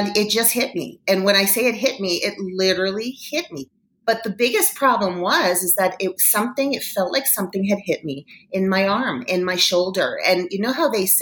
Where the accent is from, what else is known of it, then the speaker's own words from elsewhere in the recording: Toronto, Ontario, Canada; moved away as an adult; now in Denver, United States; I am originally from Toronto, Canada. So before I moved to Denver, Colorado, I was working in media in Toronto